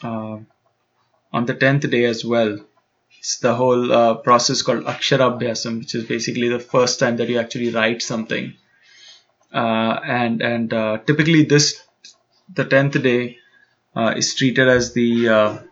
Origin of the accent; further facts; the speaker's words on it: Mumbai, Maharashtra, India; growing up in Bombay